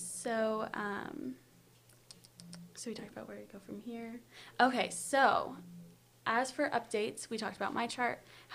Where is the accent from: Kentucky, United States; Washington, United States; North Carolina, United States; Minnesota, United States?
Kentucky, United States; Louisville; I'm from Louisville, Kentucky